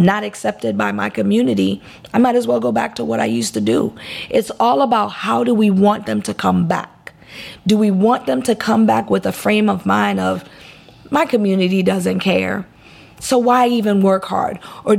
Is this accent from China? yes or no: no; U.S. Virgin Islands; I was raised in the Virgin Islands.